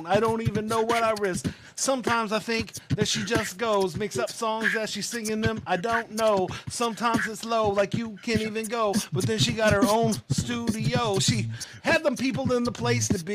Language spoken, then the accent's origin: English; Pflugerville, Texas, United States; I'm from Pflugerville